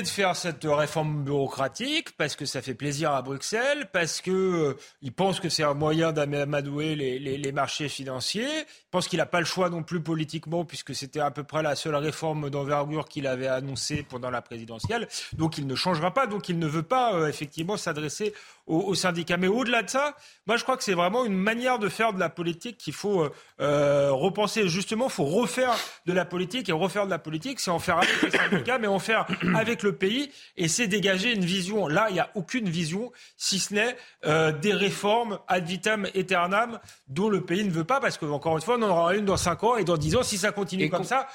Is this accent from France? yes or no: yes; France; en tant que Français